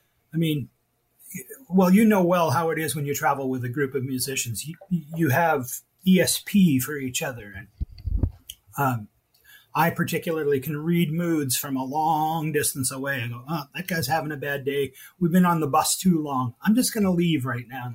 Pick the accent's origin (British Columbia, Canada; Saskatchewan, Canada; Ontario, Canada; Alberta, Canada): Alberta, Canada; I'm an Albertan. I was born in Alberta.